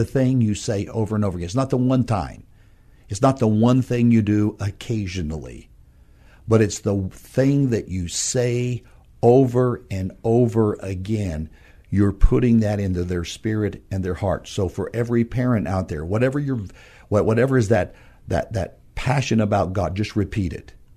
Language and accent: English; northern New Mexico, United States; moved away as an adult; now in San Antonio, United States; my wife and I are from New Mexico, a small, small town in, uh, northern New Mexico, west of Albuquerque.